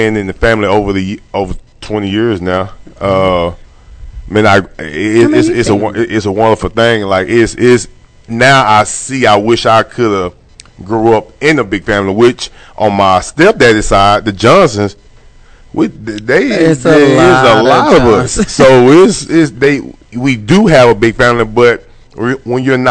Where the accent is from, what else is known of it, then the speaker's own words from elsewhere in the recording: Longview, Texas, United States; also born or lived in Pine Tree, Texas; all my best friends that I grew up with in Longview